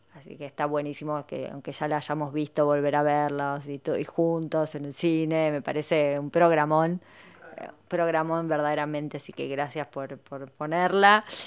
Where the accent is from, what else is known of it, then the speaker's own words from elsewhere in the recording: Argentina; como argentinas